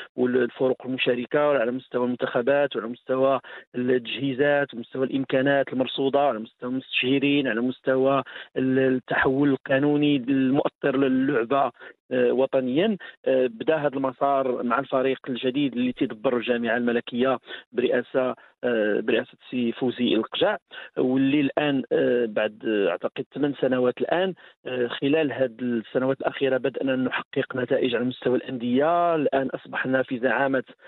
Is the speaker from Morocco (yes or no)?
yes; Morocco; احنا مغاربه